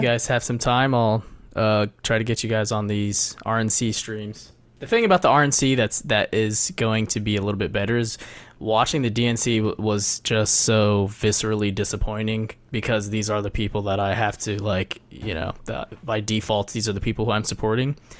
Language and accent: English; Ohio, United States; now in New York, United States; I'm from Ohio